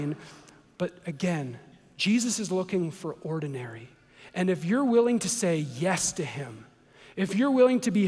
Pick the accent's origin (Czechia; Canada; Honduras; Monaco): Canada; I'm from Canada.